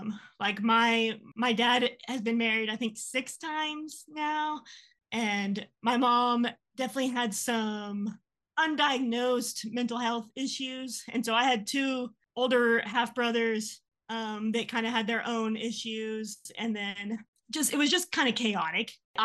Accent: San Angelo, Texas, United States; San Angelo. It's like 3 hours from here.

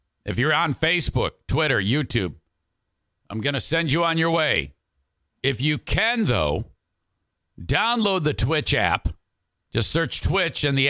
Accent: Detroit, Michigan, United States; now in West Michigan, United States; I grew up in Detroit

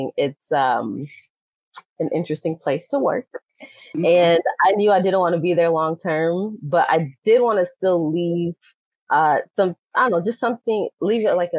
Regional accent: Inkster, Michigan, United States; also born or lived in Detroit, Michigan; raised in Inkster, and been in Michigan my whole life

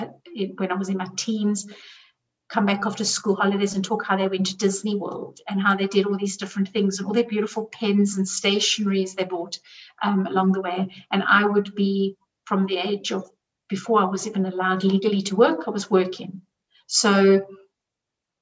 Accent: South Africa; now in Zurich, Switzerland; I grew up in South Africa

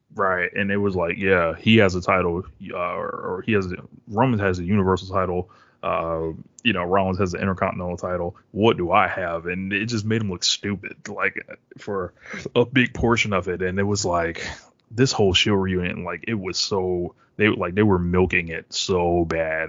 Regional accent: Springfield, Massachusetts, United States; I'm from Springfield, Massachusetts originally

